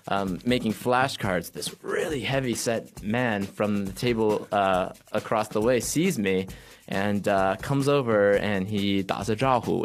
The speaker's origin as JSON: {"language": "English", "town": "San Francisco", "region": "California", "country": "United States", "also_born_or_lived": "Japan", "moved": "yes", "lives_now": "Tokyo, Japan", "said": "I'm from San Francisco, but I work in Tokyo"}